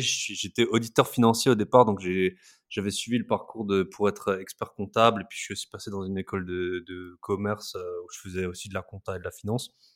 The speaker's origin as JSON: {"language": "French", "area": "Alsace", "region": "Grand Est", "country": "France", "moved": "yes", "said": "je suis alsacien au départ. on adore l'Alsace"}